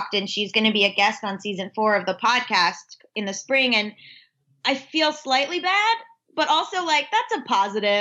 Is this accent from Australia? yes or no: no; South Florida, United States; also born or lived in Georgia; I grew up in South Florida. But I was like split time a lot between Florida and Georgia